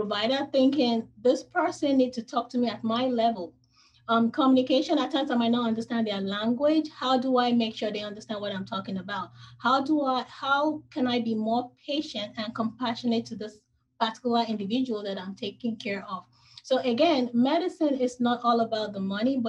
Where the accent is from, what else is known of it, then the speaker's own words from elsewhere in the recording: Nigeria; moved away as an adult; now in United States; I was born in Nigeria